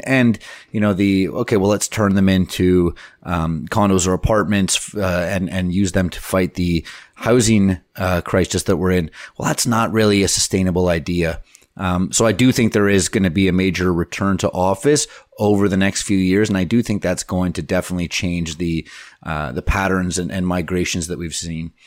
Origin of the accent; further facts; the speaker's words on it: Canada; we're Canadian